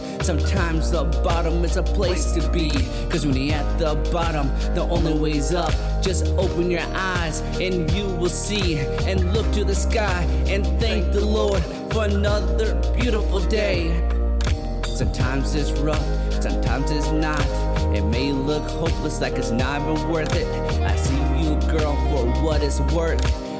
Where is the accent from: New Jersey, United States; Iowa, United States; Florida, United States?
Iowa, United States; Logan; also born or lived in Sioux City; especially Sioux City, that's where I was born. I was raised in Logan, where I lost my beat.